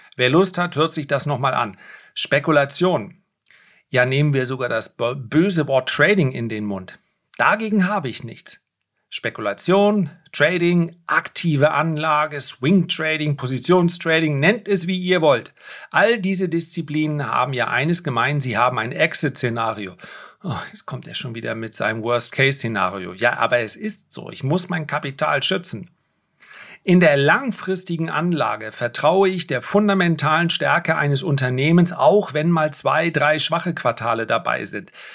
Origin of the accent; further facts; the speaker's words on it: Flensburg area, Schleswig-Holstein, Germany; ich liebe meine Heimat